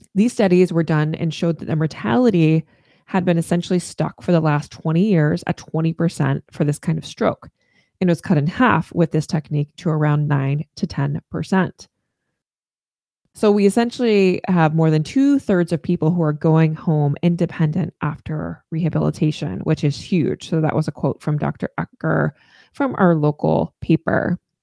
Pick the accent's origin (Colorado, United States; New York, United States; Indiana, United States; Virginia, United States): Virginia, United States; Northern; now in Maine, United States; I, I grew up in Northern Virginia in the D C metro area